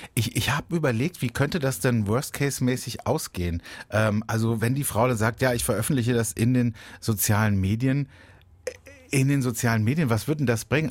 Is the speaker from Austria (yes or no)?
no; Baden-Baden, Baden-Württemberg, Germany; in meiner Heimatstadt Baden-Baden